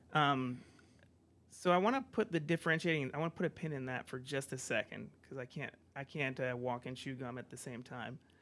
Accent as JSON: {"language": "English", "country": "United States", "moved": "yes", "said": "I come from the States"}